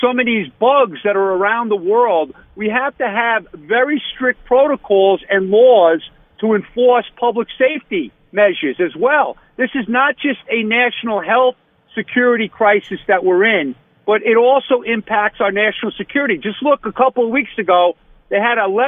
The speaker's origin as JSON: {"language": "English", "area": "Long Island", "region": "New York", "country": "United States", "said": "I'm from Long Island"}